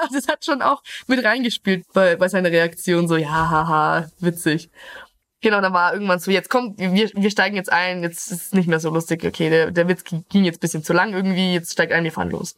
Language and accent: German; Middle Franconia, Bavaria, Germany; ich komme gebürtig aus Mittelfranken, aus einem kleinen Dorf und momentan lebe ich in Gabelspaten, Kürken